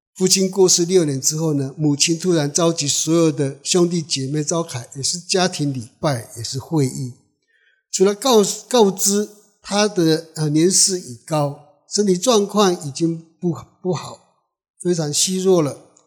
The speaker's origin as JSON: {"language": "Chinese", "town": "Alishan", "region": "Chiayi County", "country": "Taiwan", "tie": "born or raised there", "second_language": "Chinese", "moved": "yes", "said": "我真的是中央山脉长大的孩子，是周主"}